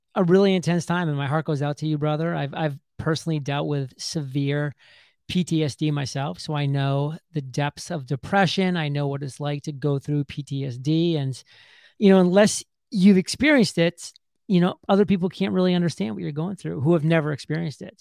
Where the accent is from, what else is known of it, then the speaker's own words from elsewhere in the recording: southern Maine, United States; I grew up in Maine, just a country boy from a very small town in southern Maine